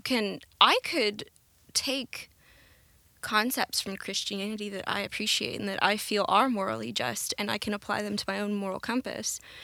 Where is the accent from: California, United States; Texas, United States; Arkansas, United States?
Arkansas, United States; Conway; we grew up in the Methodist Church. Uh, my parents got divorced when I was pretty young, um, and so that kind of, un, it's, like, unsteadied the boat. My mom tried to keep us in the church, uh, the Methodist, First United here in Conway